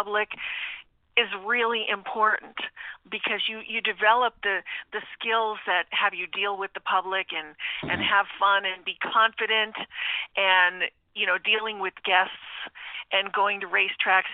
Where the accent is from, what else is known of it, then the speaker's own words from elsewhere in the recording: Taylor, Pennsylvania, United States; I'm originally from the Scranton area, from Taylor, Pennsylvania, so I'm a local girl